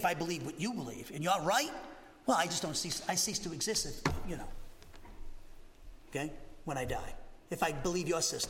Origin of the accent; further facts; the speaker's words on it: the North, United States; I come from the North, okay? I'm a Yankee. I'm a damn Yankee. I'm here to stay, okay? I ain't leaving.